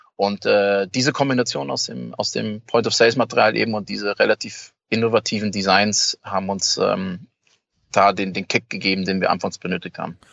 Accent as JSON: {"language": "German", "town": "Munich", "region": "Bavaria", "country": "Germany", "said": "als Münchner äh, Junge"}